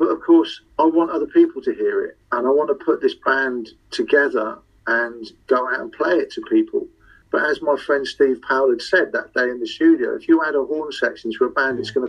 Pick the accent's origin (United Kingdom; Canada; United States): United Kingdom; Liverpool, North West England; accent: Liverpool; so, obviously you can tell by my accent, I'm a Liverpool fan.